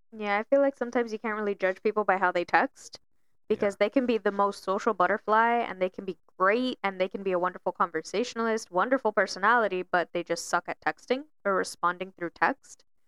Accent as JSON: {"language": "English", "town": "Miami", "region": "Florida", "country": "United States", "tie": "born or raised there", "moved": "yes", "said": "I'm originally, you know, born and raised in Miami"}